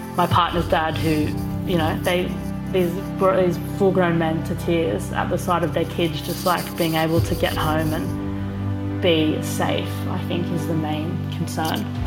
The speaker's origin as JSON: {"language": "English", "country": "Australia", "said": "we're both Australian"}